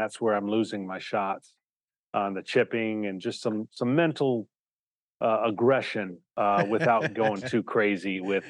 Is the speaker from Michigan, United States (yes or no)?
yes; Michigan, United States; Well, you know, growing up in Michigan, the seasons change sports.